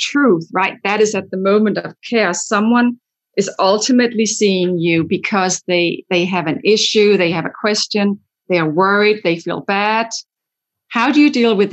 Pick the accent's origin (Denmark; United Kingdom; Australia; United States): Denmark; moved away; I'm from Denmark where that's already in place